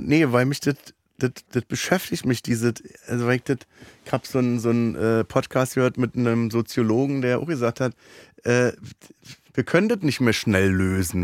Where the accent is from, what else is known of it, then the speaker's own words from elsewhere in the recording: Berlin, Germany; Ich bin ja in Neukölln geboren auch